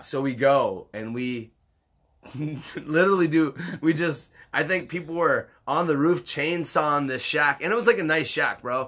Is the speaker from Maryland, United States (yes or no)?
no; Upper Michigan, United States; growing up in Upper Michigan